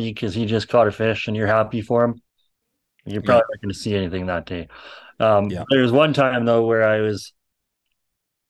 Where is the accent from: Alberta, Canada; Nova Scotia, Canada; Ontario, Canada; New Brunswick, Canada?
Alberta, Canada; moved away as an adult; now in British Columbia, Canada; I come from Alberta, where I can go just about to any river in Alberta